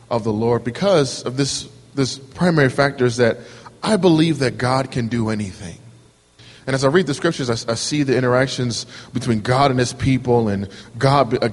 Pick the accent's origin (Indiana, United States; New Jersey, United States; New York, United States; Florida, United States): New Jersey, United States; Camden; moved away as an adult; now in Wilmington, United States; I'm from New Jersey myself, a little town called Camden. You may have heard of it. It's got a pretty decent reputation for being not so decent. But I'm born and raised there, so that's home for me.